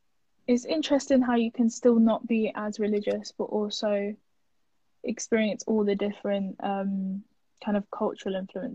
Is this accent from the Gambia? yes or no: no; Turkey; English is a second language; now in United Kingdom; I grew up fasting on Ramadan, and I grew up kind of praying with my mom and my grandma when I was in Turkey.